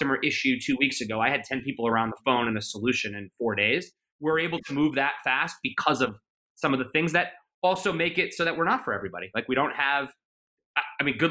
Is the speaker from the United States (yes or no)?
yes; United States; I'm very proud of being American